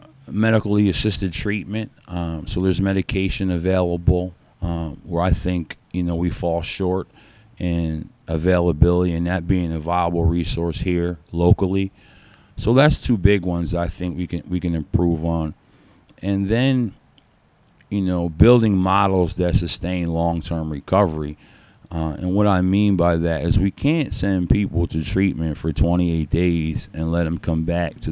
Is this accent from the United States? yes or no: yes; Schuylkill County, Pennsylvania, United States; This is a small county. You know, we live in a small county.